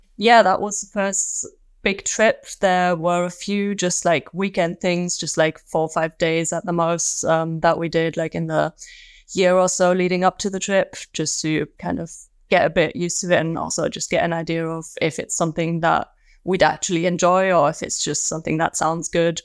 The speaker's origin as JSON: {"language": "English", "town": "Magdeburg", "region": "Saxony-Anhalt", "country": "Germany", "tie": "born or raised there", "also_born_or_lived": "Manchester", "moved": "yes", "said": "my hometown, uh, Magdeburg"}